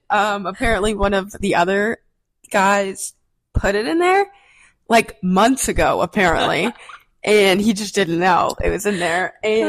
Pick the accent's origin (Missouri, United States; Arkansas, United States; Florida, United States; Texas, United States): Missouri, United States; Also failed to mention, we're from Missouri.